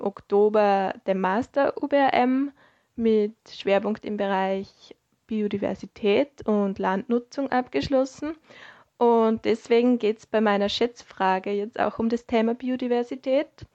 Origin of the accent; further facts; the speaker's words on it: Upper Austria, Austria; moved away as an adult; now in Vienna, Austria; Ich bin ursprünglich aus Oberösterreich und vor circa sechs Jahren für das UBM-Studium nach Wien gekommen